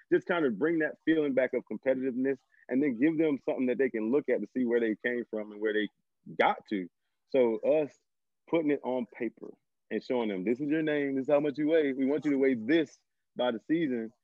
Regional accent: Homer, Louisiana, United States; moved away as an adult; I'm originally from Homer, Louisiana, small little town in northern Louisiana

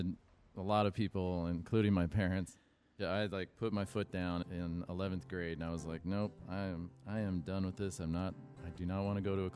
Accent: Los Angeles, California, United States; I grew up in Los Angeles

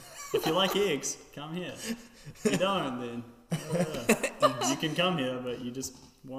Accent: Canterbury, New Zealand; moved away; I am from Canterbury, New Zealand.

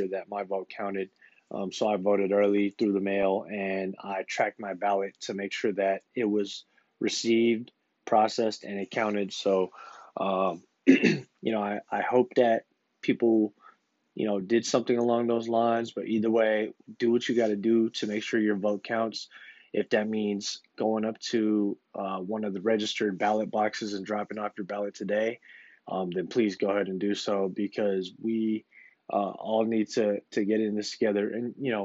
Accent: United States; as the American people

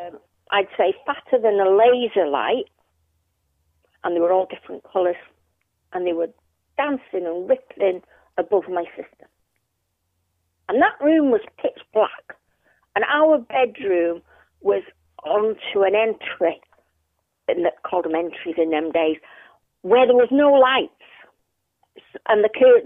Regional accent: Manchester, North West England, United Kingdom; now in Colwyn Bay, United Kingdom; we moved there from Moston to Newton Heath

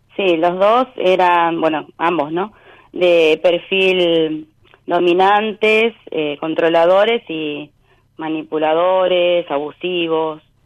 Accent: Monte Grande, Buenos Aires Province, Argentina; also born or lived in Luis Guillón; yo nací en Luis Guillón y bueno, me crié acá

